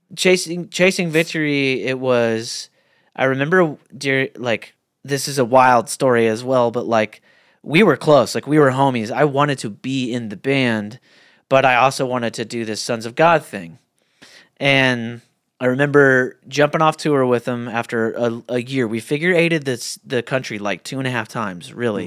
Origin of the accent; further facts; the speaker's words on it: Muskogee, Oklahoma, United States; I grew up in a Muskogee, Oklahoma.